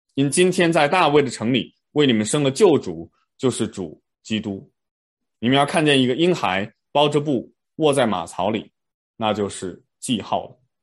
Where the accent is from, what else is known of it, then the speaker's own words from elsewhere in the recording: China; 我们中国人